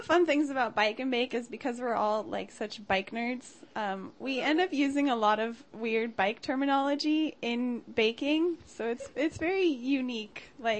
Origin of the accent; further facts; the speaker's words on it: Los Angeles, California, United States; I'm from North Hollywood.